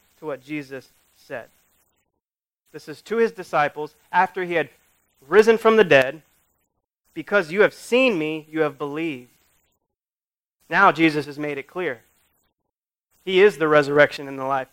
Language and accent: English; United States; we do as American Christians